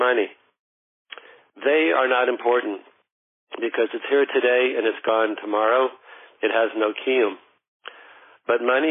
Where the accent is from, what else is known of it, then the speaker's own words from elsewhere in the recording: Denver, Colorado, United States; I'm from Colorado